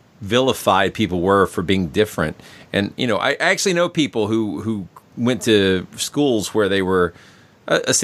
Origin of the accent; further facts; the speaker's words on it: United States; I'm concerned as an American